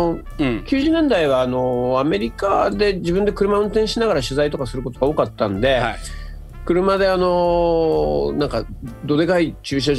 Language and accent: Japanese; Fukuoka, Japan; moved away; で僕もあの子供の頃はまあ福岡の西の方で、うん、えー、生まれ育ってますから